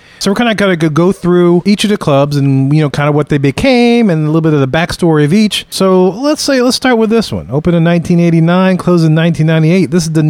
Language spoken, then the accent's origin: English; New Orleans, Louisiana, United States; we're from New Orleans